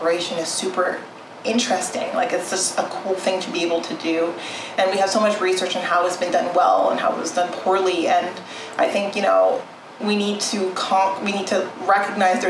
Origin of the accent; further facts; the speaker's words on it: Southern Ontario, Canada; also born or lived in Edmonton, Alberta / Toronto / France; I was born in Edmonton, Alberta, and my parents migrated to Southern Ontario, where I spent the majority of my life. I grew up in small towns before moving to Toronto